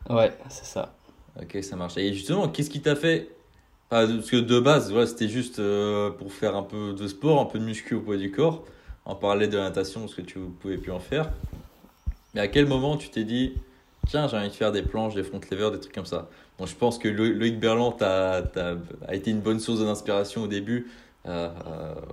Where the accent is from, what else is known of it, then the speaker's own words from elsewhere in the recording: Cannes, Provence-Alpes-Côte d'Azur, France; moi, je viens de Cannes, à côté de Nice.